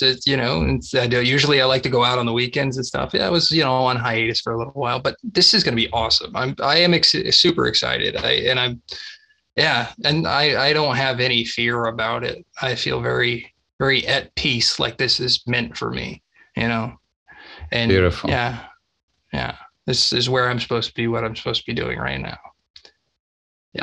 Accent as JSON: {"language": "English", "region": "Texas", "country": "United States", "tie": "born or raised there", "said": "I grew up in Texas"}